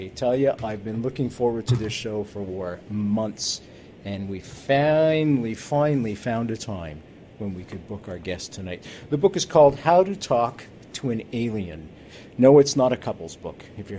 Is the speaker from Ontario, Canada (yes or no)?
no; Montreal, Quebec, Canada; She likes the way I say that because I'm from Montreal, right?